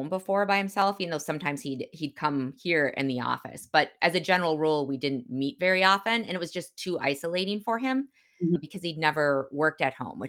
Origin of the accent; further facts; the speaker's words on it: Midwest, United States; as a Midwesterner